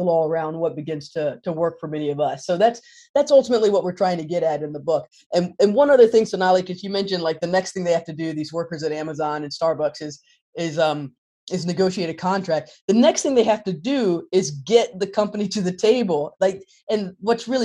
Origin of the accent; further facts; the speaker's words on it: North Carolina, United States; moved away; I'm originally from North Carolina.